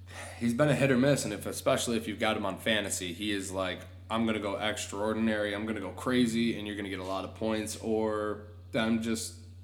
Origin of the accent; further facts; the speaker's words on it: New York, United States; I'm from New York